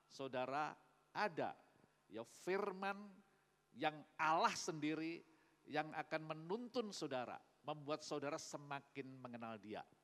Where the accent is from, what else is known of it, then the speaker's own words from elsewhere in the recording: Magetan, East Java, Indonesia; born there; Jadi Magetan ini kota kelahiran saya